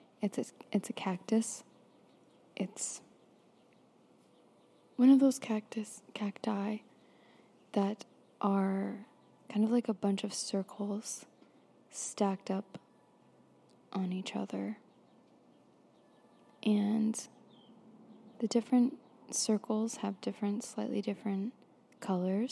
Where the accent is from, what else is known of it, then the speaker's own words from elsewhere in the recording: Florida, United States; I grew up in Florida